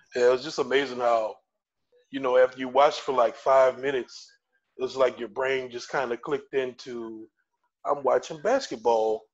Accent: New Orleans, Louisiana, United States; Been living in New Orleans or in the Gulf South all my life

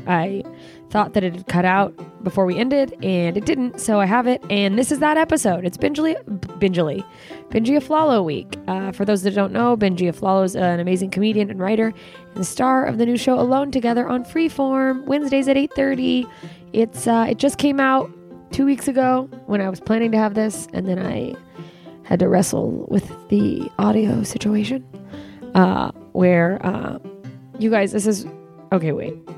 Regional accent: Alaska, United States; now in Los Angeles, United States; my home state of Alaska

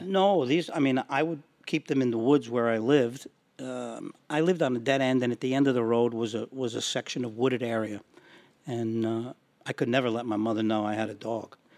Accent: Yonkers, New York, United States; also born or lived in Somers, New York; Growing up in Yonkers, not being allowed to have a dog

